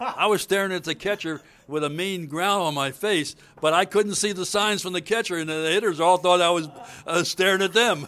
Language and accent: English; Baltimore, Maryland, United States; moved away; in Baltimore, my hometown